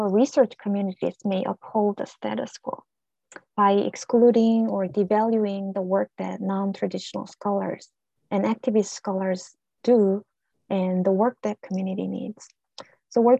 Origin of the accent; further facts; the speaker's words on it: South Korea; accent: ethnic accent; English is a second language; now in United States; as a Korean immigrant